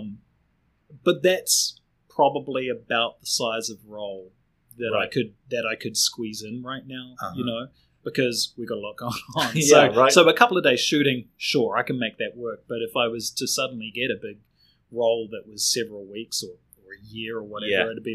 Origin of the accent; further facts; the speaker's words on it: Auckland, New Zealand; accent: Kiwi; moved away as an adult; now in Wellington, New Zealand; I grew up in Glenfield, which is deep in the bowels of the North Shore